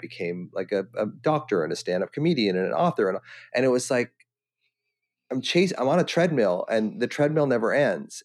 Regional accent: Victoria, British Columbia, Canada; I'm, I'm Victoria, British Columbia

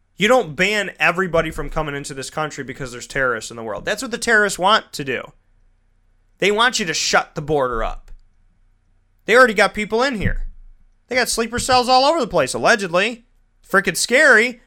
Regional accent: United States; I'm an American

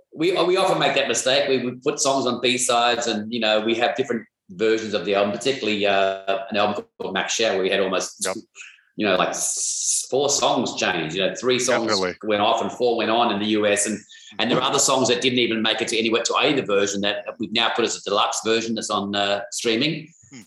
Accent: Australia; We're from Australia

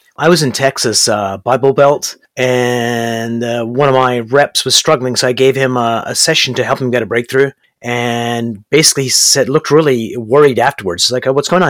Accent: Canada; also born or lived in Berkeley, California / Brampton, Ontario; I'm actually here in Brampton, Ontario, Canada, and I'm a Canadian

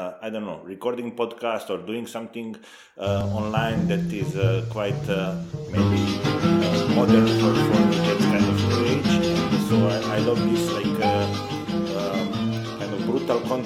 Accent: Serbia; moved away; also born or lived in Galicia, Spain; I'm originally from the Balkans, from Serbia

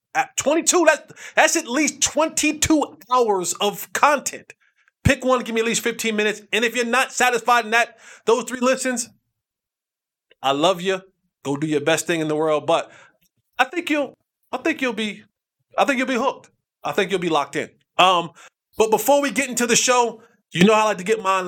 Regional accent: New Jersey, United States; I'm from Jersey. We used to have crabs at our cookout

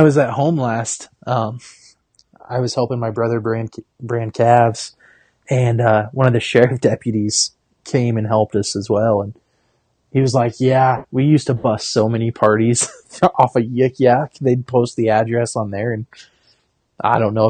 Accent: Paxton, Nebraska, United States; moved away as an adult; also born or lived in Casper, Wyoming; now in Sioux Falls, United States; Ollie's, which is a bar / restaurant in my hometown

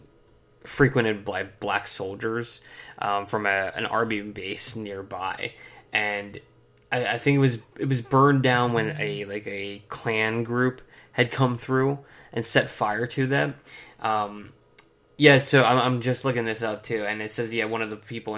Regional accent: northern East Coast, Northeast, United States; growing up on the East Coast and especially like the northern end of the East Coast

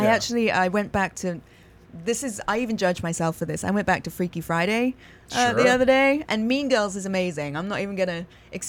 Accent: England, United Kingdom; moved away as an adult; also born or lived in East Coast, United States; now in California, United States; Yeah, I was born in America on the East Coast. And then when I was 2 years old, moved back to England for school, because you start school in England when you're four.

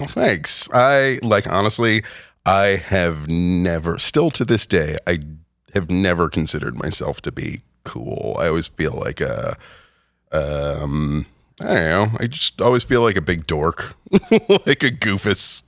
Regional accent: Rockland County, New York, United States; moved away as an adult; also born or lived in Westchester, New York / Rhinebeck, New York; I grew up in Rockland County

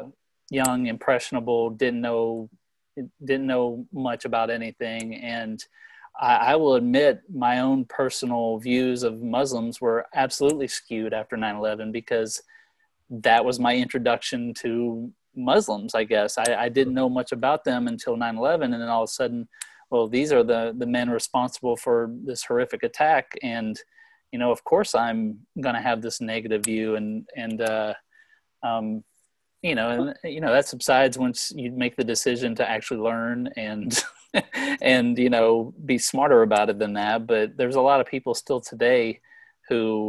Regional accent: Texas, United States; I'm from Texas

